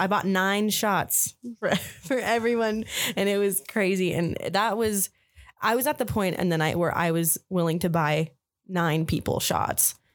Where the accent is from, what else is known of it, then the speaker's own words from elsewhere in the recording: Albuquerque, New Mexico, United States; also born or lived in Farmington, New Mexico; I moved to F, Albuquerque when I was, um, I think three or four. My mom remarried. and I've lived here ever since